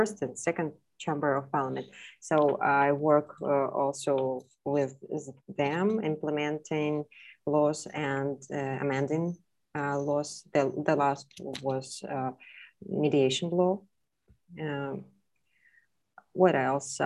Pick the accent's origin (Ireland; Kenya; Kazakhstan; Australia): Kazakhstan; also born or lived in Nur-Sultan; I'm from Kazakhstan. I live in the capital of our country, in Nur-Sultan